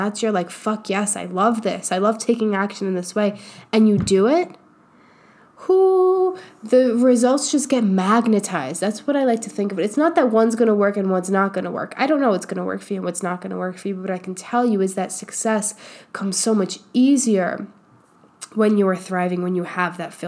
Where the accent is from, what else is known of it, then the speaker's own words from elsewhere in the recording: New York, United States; now in Austin, United States; I grew up in New York